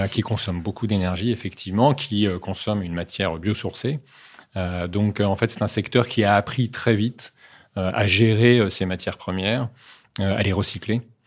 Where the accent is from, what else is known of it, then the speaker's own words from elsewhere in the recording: Saint-Malo, Brittany, France; moved away as an adult; also born or lived in Neuilly-sur-Seine / Paris / the Alps; à l'âge de 7 ans, je suis reparti en Bretagne. Enfin, plutôt, mes parents sont repartis en Bretagne à Saint-Malo pour être plus précis, où j'ai grandi